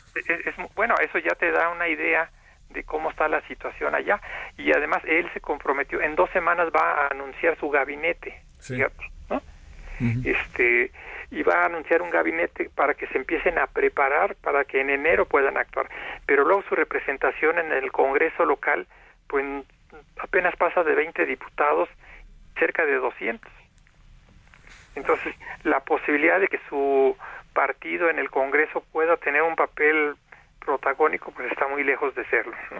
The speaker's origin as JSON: {"language": "Spanish", "country": "Mexico", "said": "los mexicanos"}